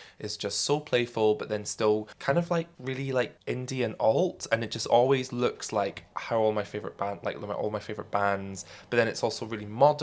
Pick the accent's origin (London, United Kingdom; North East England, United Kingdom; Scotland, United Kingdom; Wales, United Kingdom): Scotland, United Kingdom; both of our dads being in the military, being Scottish